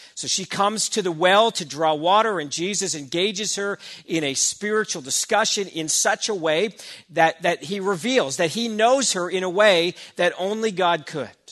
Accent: Burnaby, British Columbia, Canada; I grew up in Burnaby

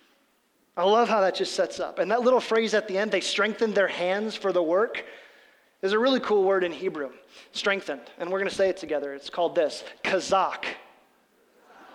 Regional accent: Midwest, United States; we're from the Midwest

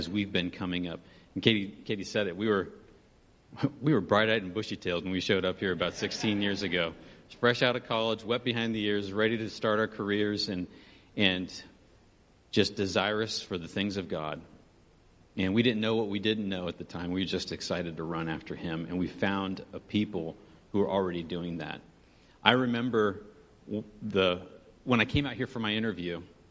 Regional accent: Benicia, California, United States; moved away as an adult; we came from a little sleepy town in California, Northern California, called Benicia

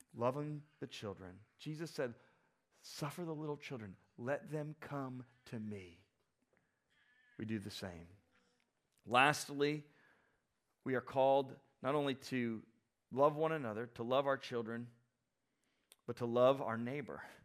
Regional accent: South Florida, United States; I grew up, some of you know this, I grew up in South Florida

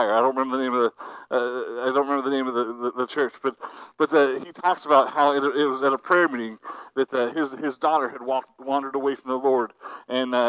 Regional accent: New Philadelphia, Ohio, United States; moved away; I am a result of my home church, New Philadelphia, Ohio, Calvary Baptist Church

